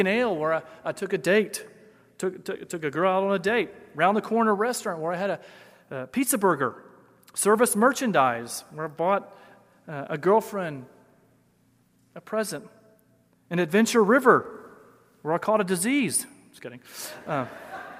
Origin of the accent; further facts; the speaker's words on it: Memphis, Tennessee, United States; moved away as an adult; Growing up in Memphis